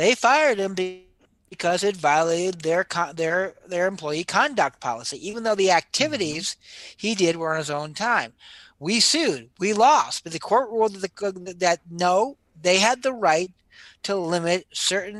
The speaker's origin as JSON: {"language": "English", "region": "New Jersey", "country": "United States", "tie": "born or raised there", "said": "when I was growing up in New Jersey"}